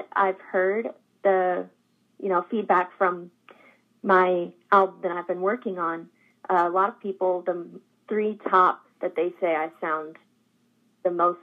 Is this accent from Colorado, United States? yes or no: no; Jeffersonville, Vermont, United States; also born or lived in Alaska / New York City; now in Hendersonville, United States; I grew up in Vermont